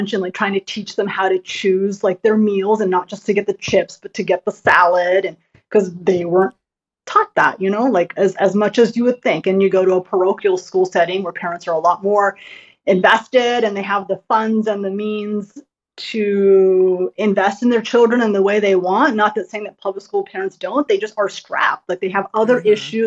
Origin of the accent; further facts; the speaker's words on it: United States; I'm Asian American